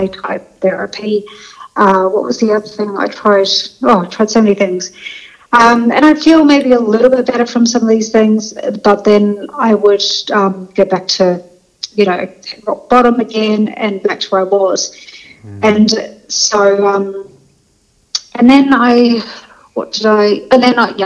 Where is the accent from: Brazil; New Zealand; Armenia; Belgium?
New Zealand; moved away as an adult; also born or lived in London; I'm originally from New Zealand, so I'm a Kiwi, but I was in London for 20 years